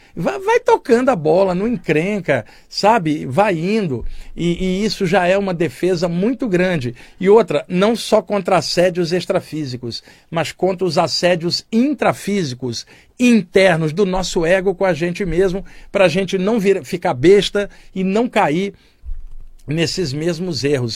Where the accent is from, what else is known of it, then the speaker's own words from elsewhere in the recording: Baixada Fluminense, Rio de Janeiro, Brazil; da minha infância na Baixada Fluminense